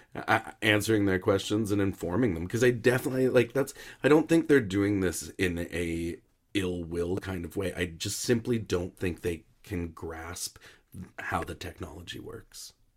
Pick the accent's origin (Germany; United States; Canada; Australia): Canada; I am Canadian content.